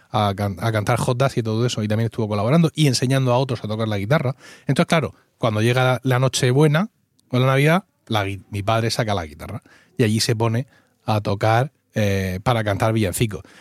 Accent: Blanca, Region of Murcia, Spain; yo soy ocho apellidos murcianos. Bueno, blanqueños.

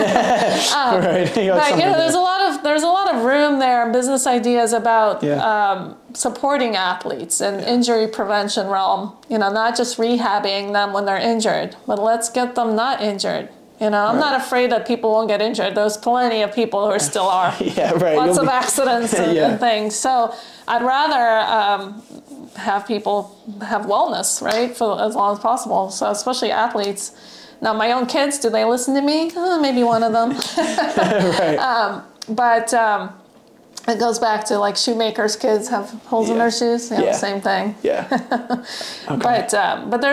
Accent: Russia; now in California, United States; I'm from Russia

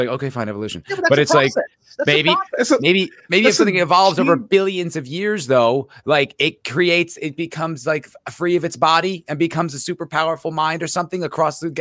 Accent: East Coast, United States; I'm from the East Coast

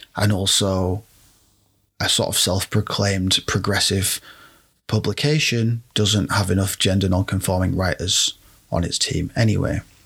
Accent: United Kingdom; I'm speaking as a British person

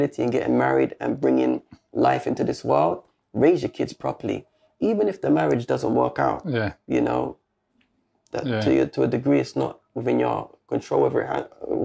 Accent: London, United Kingdom; also born or lived in Brixton; That's where I grew up in Lewisham

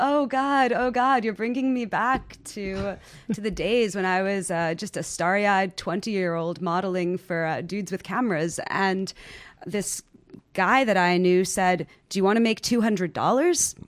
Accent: New York City, New York, United States; I'm from New York. I'm from far Rockaway

